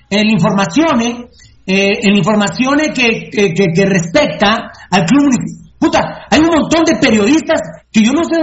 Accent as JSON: {"language": "Spanish", "country": "Guatemala", "said": "nunca me dijeron que era guatemalteco."}